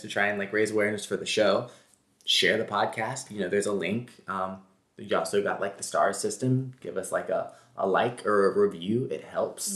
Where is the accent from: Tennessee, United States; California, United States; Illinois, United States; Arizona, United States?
Tennessee, United States; Memphis; now in New York, United States; we're from Memphis